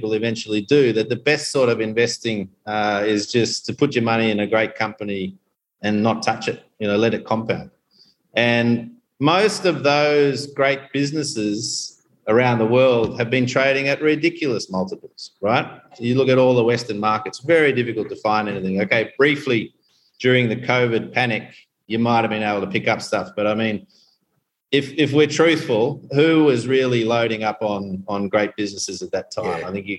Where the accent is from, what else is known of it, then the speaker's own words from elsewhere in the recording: Tanzania; born there; I was born here in Tanzania back in the early 70s.